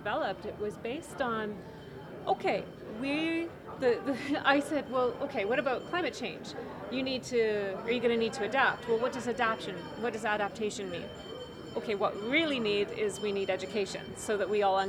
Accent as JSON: {"language": "English", "town": "Canmore", "region": "Alberta", "country": "Canada", "tie": "born or raised there", "said": "my hometown, which is Canmore, Alberta"}